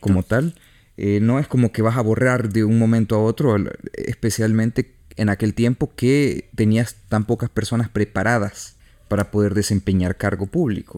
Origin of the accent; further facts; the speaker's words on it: El Salvador; uno como salvadoreño, uno como centroamericano